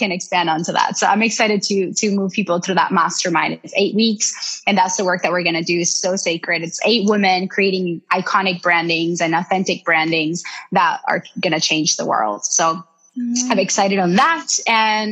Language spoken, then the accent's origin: English; Colombia; I'm from Colombia